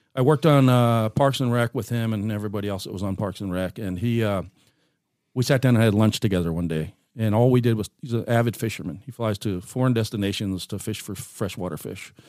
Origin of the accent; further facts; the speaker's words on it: Seal Beach, California, United States; moved away as an adult; also born or lived in Oregon; now in Grants Pass, United States; raised in Southern California